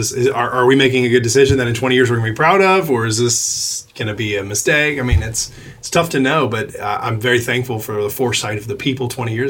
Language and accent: English; College Station, Texas, United States; I grew up in College Station.